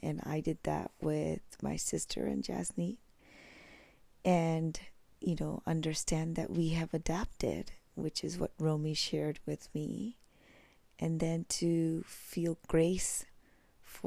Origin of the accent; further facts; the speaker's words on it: India; moved away; I was born in India